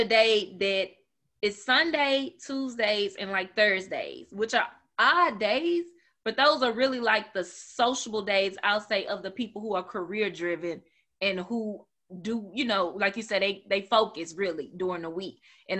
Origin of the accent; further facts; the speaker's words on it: Memphis, Tennessee, United States; now in Nashville, United States; I'm from Memphis